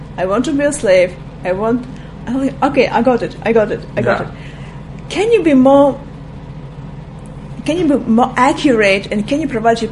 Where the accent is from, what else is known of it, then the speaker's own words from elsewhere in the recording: Crimea, Ukraine; English is a second language; moved away as an adult; also born or lived in Russia; now in Israel; originally I'm from Crimea, and here in Israel I'm for almost 17 years.